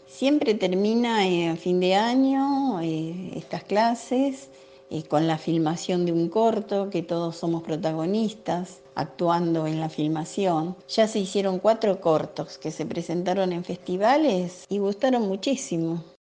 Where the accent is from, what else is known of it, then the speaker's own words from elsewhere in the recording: Buenos Aires, Argentina; yo nací en Soldati hace 75 años y sigo viviendo en el mismo lugar